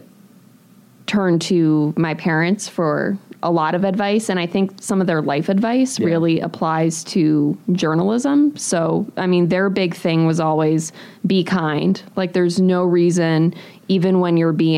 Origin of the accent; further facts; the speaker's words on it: New England, United States; moved away as an adult; also born or lived in Pennsylvania / Ohio; now in Milwaukee, United States; I grew up originally in New England